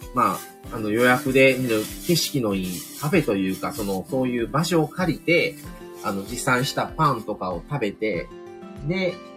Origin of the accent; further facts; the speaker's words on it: Kobe, Hyogo, Japan; 僕の地元というか、僕らはまあ神戸